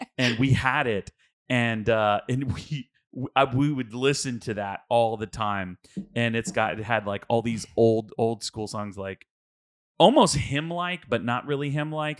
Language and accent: English; Houston, Texas, United States; I'm from Houston, um, and I went to a mega church, like, uh, we went to Lakewood